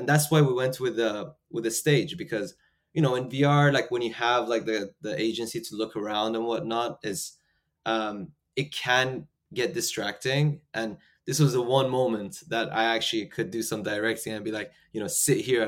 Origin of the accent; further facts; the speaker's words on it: United Kingdom; also born or lived in Iran; I'm Iranian British